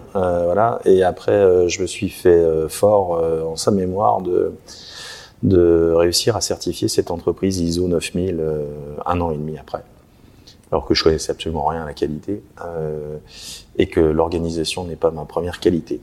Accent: Contrexéville, Grand Est, France; je suis de Contrexéville

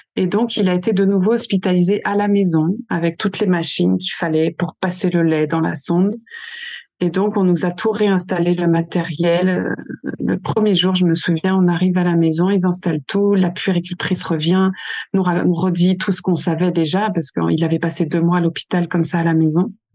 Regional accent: French Basque Country, Nouvelle-Aquitaine, France; first language French; on vient du Pays Basque

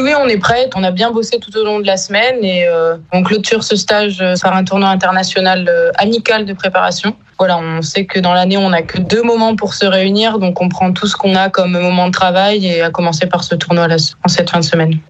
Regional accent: Bayonne, Nouvelle-Aquitaine, France; moved away as an adult; also born or lived in Paris / Mont-de-Marsan / Lille / Brittany; now in Landerneau, France; je suis originaire de Paris, mais je me considère quand même plus euh, basque de naissance. Je suis arrivée très très tôt dans le Pays basque.

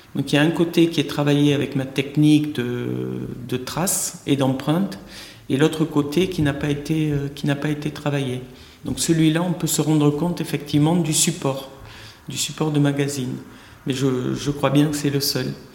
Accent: Tarn, Occitania, France; moved away as an adult; also born or lived in Paris / Tahiti; je suis revenu dans le sud-ouest dont je suis originaire, de Tarn, précisément

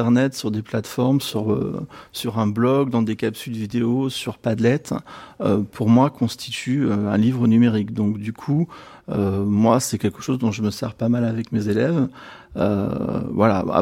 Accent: Avignon, Provence-Alpes-Côte d'Azur, France; Bonjour, alors donc … d'Avignon

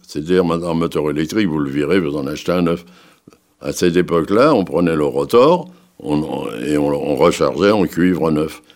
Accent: Paris, Île-de-France, France; Je suis né à Paris le 18 février 1900. 27

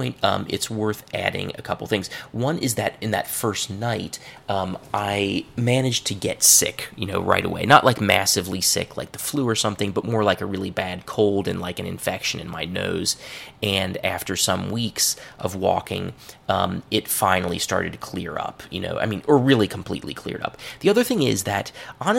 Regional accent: Cincinnati, Ohio, United States; Burnett Woods, which is a place in my hometown

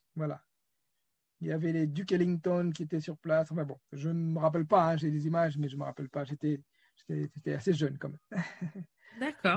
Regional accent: Senegal; je suis né euh, au Sénégal, j'ai grandi.

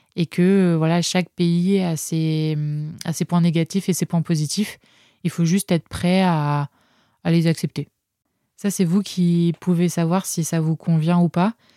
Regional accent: France; moved away as an adult; also born or lived in Montreal, Canada; mon retour en France

